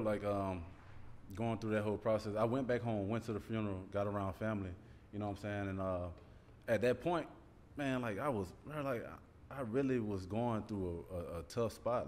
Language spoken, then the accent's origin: English; Columbus, Georgia, United States; coming from the neighborhood I came came from East Wind Lane, like I'm right around the block from um, Carver High School